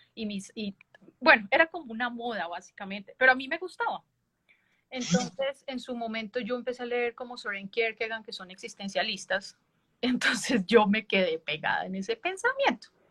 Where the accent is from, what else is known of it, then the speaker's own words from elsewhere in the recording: Boyacá, Colombia; moved away as an adult; now in Bogotá, Colombia; Sí, yo soy de Colombia. Eh, yo soy de un departamento súper bonito que se llama Boyacá.